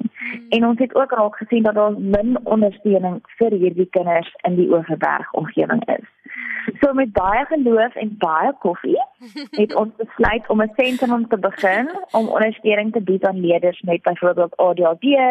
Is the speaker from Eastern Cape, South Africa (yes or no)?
yes; Port Elizabeth, Eastern Cape, South Africa; moved away as an adult; also born or lived in Pretoria / Stellenbosch; now in Bredasdorp, South Africa; ek is in Pretoria gebore en ek het my grootword jare in Port Elizabeth deurgebring